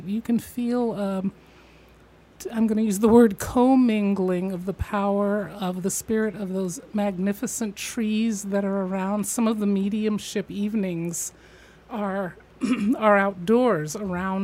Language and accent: English; Midwest, United States; I grew up in the Midwest in a Victorian home